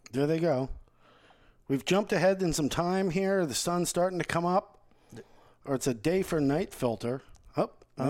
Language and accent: English; Fort Lauderdale, Florida, United States; growing up in Fort Lauderdale, I think that my beach experience as a teenager and stuff is a lot different